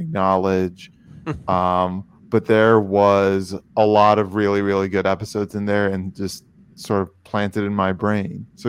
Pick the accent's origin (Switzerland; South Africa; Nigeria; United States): United States; Illinois; a pretty low income family in my home state of Illinois